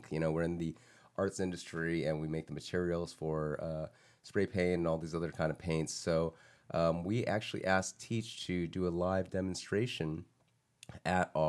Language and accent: English; Germany; I grew up in Germany.